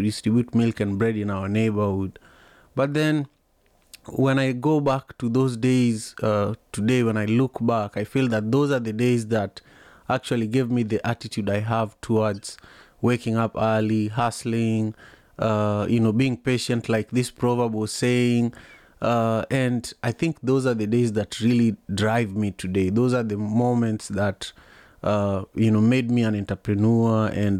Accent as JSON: {"language": "English", "town": "Kisumu", "region": "Kisumu County", "country": "Kenya", "tie": "born or raised there", "said": "I was born and raised in Kisumu, Kenya"}